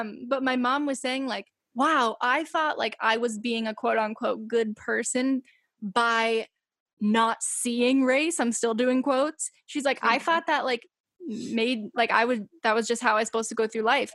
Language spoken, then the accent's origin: English; Massachusetts, United States; growing up in massachusetts in the town that i grew up